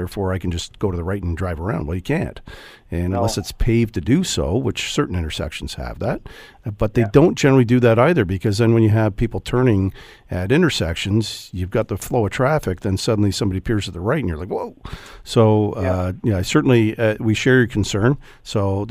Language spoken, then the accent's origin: English; Hamilton, Ontario, Canada; I grew up in Hamilton